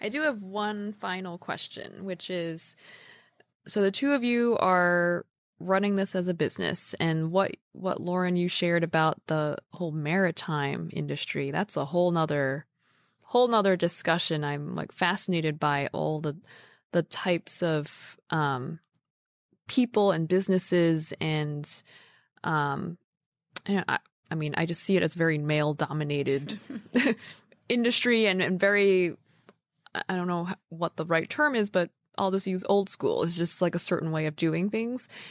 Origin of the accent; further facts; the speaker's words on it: New York, United States; I'm a New Yorker